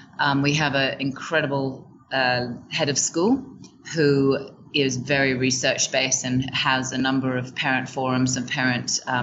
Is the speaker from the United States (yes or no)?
no; Hong Kong; also born or lived in Shanghai; now in Vietnam; So I was raised in Hong Kong and did a little bit of traveling